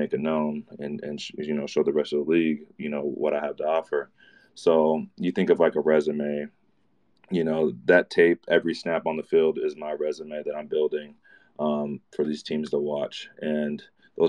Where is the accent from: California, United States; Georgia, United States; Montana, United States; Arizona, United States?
Arizona, United States; Mesa; I'm from Mesa, Arizona